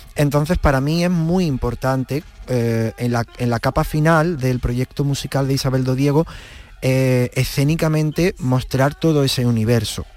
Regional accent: Villa del Río, Andalusia, Spain

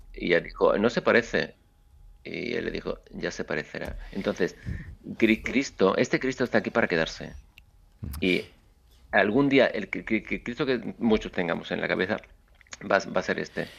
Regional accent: Seville, Andalusia, Spain; moved away; mi trabajo en mi tierra

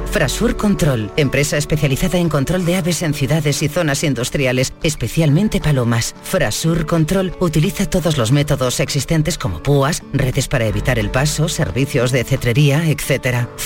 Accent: Seville, Andalusia, Spain; Buenos días … de Sevilla.

